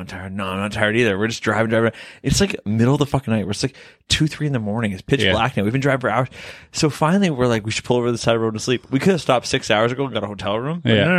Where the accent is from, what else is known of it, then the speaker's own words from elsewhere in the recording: Canada; I'm Canadian.